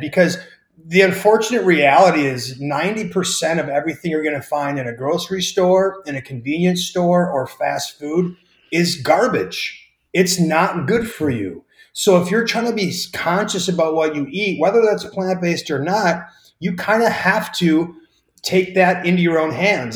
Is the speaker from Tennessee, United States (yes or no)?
no; Wisconsin, United States